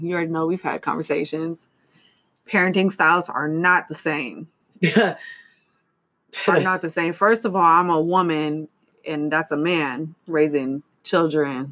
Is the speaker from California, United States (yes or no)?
yes; Stockton, California, United States; I was raised on Waterloo Road on the east side